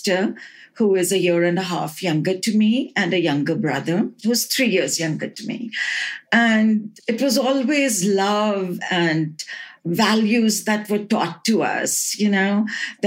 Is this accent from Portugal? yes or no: no; Allahabad, Uttar Pradesh, India; moved away as an adult; also born or lived in Salt Lake City, United States; now in United States; I was born in Allahabad on the 5th of December in 1949.